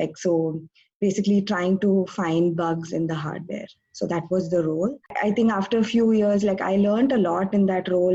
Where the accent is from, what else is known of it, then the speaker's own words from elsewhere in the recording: Bangalore, Karnataka, India; moved away as an adult; also born or lived in Ithaca, New York; now in San Jose, United States; I'm originally from Bangalore, India, but I'm working now in the Bay Area, in San Jose